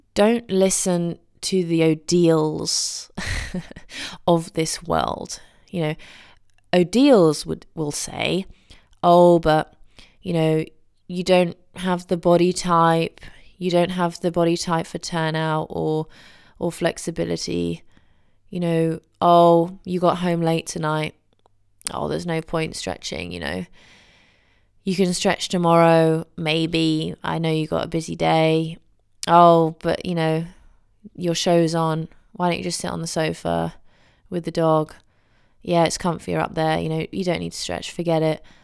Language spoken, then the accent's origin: English; England, United Kingdom; as an English person